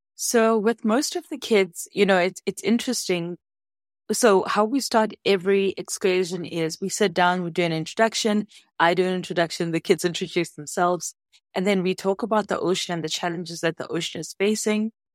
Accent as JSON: {"language": "English", "town": "Soweto", "region": "Gauteng", "country": "South Africa", "tie": "born or raised there", "moved": "yes", "lives_now": "Cape Town, South Africa", "said": "I grew up in Soweto, so I didn't grow up in any place that was ocean facing."}